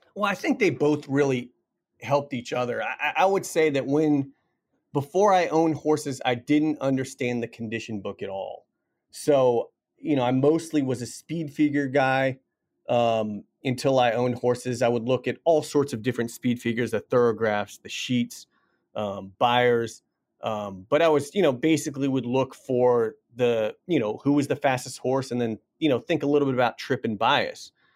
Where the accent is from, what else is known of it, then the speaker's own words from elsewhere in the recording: Washington, District of Columbia, United States; I grew up in Washington, D C